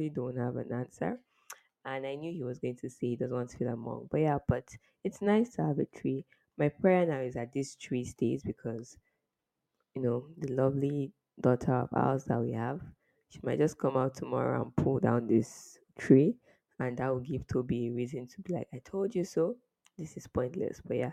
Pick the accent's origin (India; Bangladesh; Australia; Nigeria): Nigeria; As a Nigerian that I am